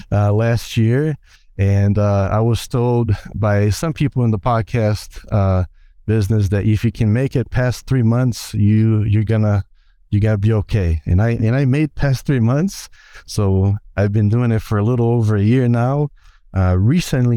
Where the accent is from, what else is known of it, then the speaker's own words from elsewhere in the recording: Brazil; I'm from Brazil.